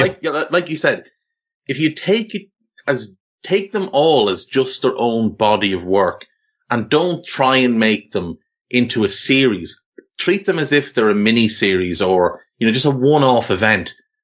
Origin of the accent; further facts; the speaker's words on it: Navan, Leinster, Ireland; You're right though, like when you mentioned growing up in Ireland in the, I was born in 82, so I grew up in the 80s and into the 90s. And, you know, in Navan, where we're both from